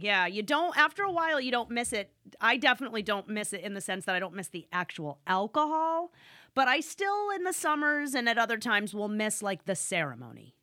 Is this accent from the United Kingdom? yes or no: no; Northeast, United States; I'm from the Northeast